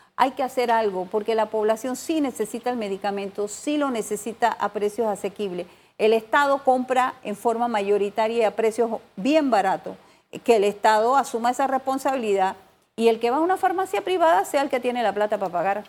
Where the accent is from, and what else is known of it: Panama